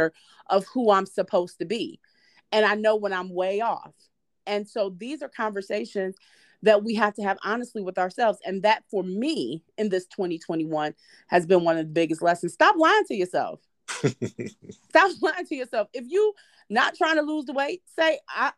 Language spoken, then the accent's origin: English; Detroit, Michigan, United States; I'm from Detroit